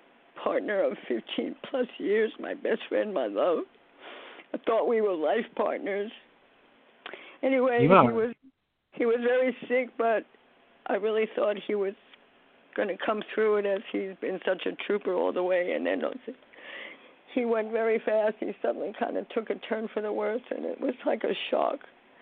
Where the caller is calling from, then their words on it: New York, United States; from New York.